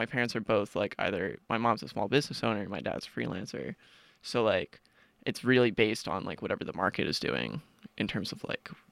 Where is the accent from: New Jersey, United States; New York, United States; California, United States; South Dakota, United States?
New Jersey, United States; South Orange; I'm from South Orange, New Jersey, which is like a small suburban commuter town in northern Jersey, right outside of Newark.